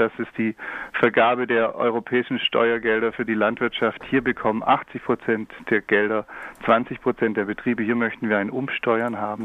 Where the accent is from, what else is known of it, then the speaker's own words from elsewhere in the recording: near Stuttgart, Baden-Württemberg, Germany; Ich komme äh, aus der Nähe von Stuttgart